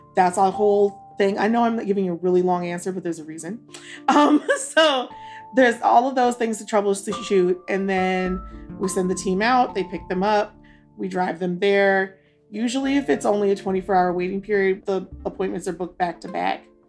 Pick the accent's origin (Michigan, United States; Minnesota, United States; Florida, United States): Minnesota, United States; Duluth; now in Jackson, Mississippi, United States; I was born in Duluth, Minnesota